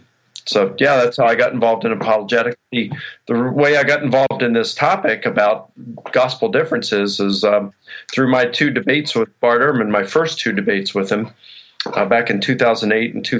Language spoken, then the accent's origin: English; United States; I was born in the United States